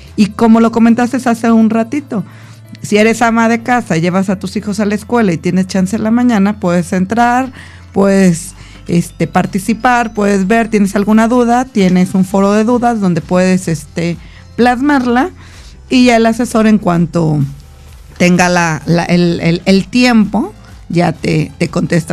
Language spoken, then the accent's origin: Spanish; Mexico; como buen mexicano